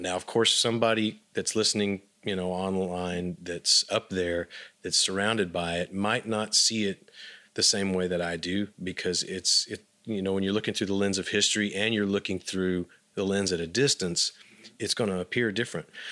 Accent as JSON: {"language": "English", "town": "Abilene", "region": "Texas", "country": "United States", "tie": "born or raised there", "moved": "yes", "said": "when I grew up in Abilene"}